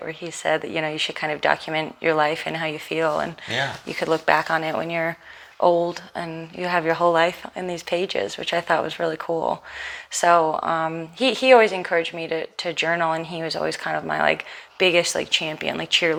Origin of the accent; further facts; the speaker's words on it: New York City, New York, United States; growing up in Manhattan, we had a lot of independence